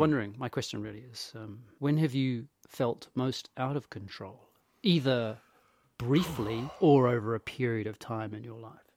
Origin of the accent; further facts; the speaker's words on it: England, United Kingdom; accent: English; a brutally English Italian accent